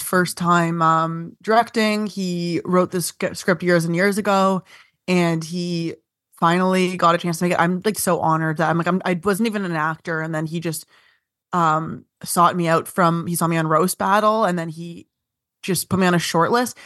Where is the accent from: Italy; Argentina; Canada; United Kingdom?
Canada; Vaughan, Ontario; I'm from, uh, Vaughan.